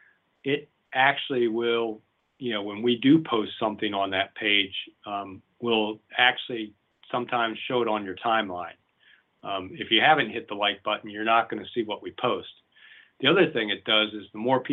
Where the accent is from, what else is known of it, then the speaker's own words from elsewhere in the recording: Washington, District of Columbia, United States; moved away as an adult; also born or lived in Oregon; now in Lane County, Oregon, United States; I was born in Washington, D.C. and grew up there